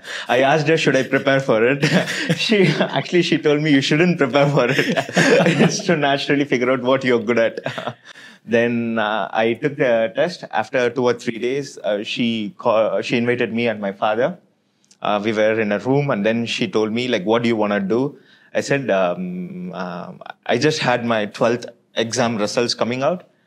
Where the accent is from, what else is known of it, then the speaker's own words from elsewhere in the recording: Chennai, Tamil Nadu, India; moved away; also born or lived in Belgium; I was born and brought up in Chennai